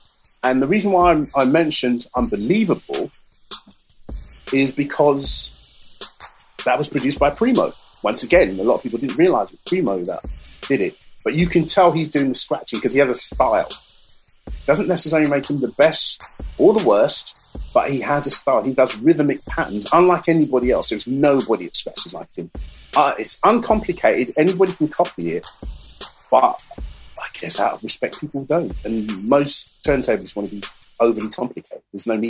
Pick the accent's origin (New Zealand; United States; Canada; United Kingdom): United Kingdom; England; And I'm an English person. And these people don't realise I'm English, but I know all these records.